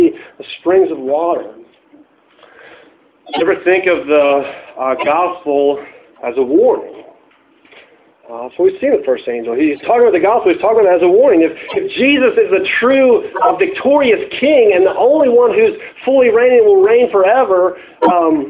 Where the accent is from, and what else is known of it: United States